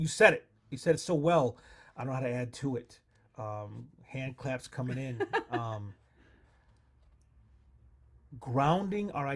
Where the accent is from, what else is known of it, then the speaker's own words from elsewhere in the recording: United States; As an American